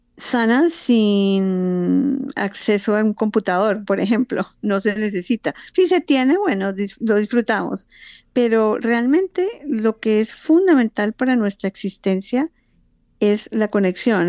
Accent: Colombia; now in Phoenix, United States; yo vivo en Fines, Arizona, pero tengo vínculos muy, muy cercanos con Colombia. Nací en Colombia

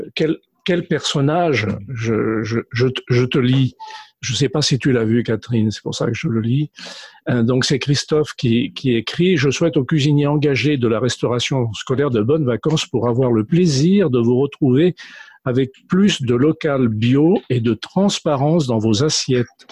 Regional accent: France; chez nous en France

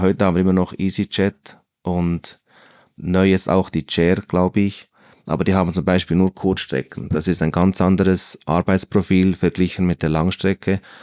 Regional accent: Bern, Switzerland; also born or lived in Central Switzerland; ich bin in Bern aufgewachsen

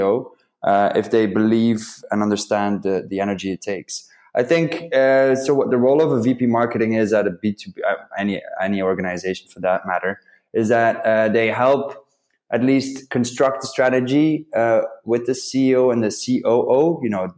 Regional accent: Belgium; also born or lived in London; I'm from Belgium.

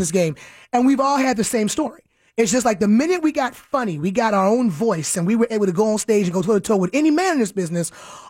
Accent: Newport News, Virginia, United States; Originally Newport News, Virginia.

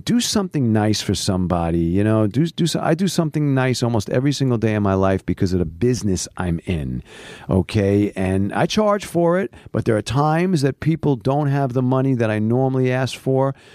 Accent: New York City, New York, United States; moved away as an adult; also born or lived in Manhattan; now in Los Angeles, United States; I lived in Queens, so, you know, there wasn't that many stores when I grew up in Queens

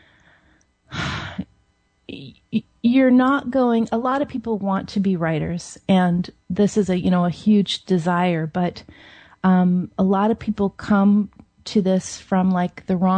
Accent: Seattle, Washington, United States; I grew up in Seattle

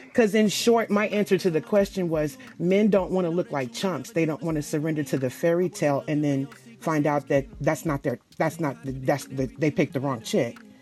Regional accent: the South, United States; I'm from the South.

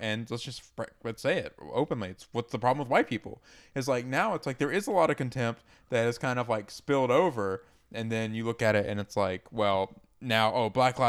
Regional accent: the South, United States; Because I grew up in the South.

